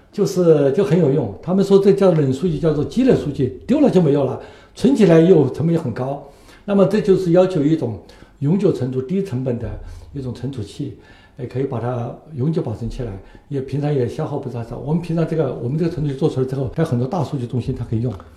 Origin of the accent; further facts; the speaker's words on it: Zunyi, Guizhou, China; moved away; 因为贵州也是我的家乡，我是在遵义长大的。